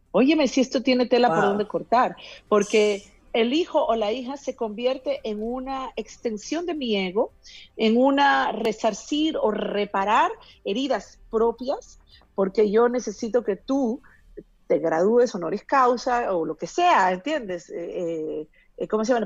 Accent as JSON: {"language": "Spanish", "country": "Peru", "said": "yo que soy de Perú"}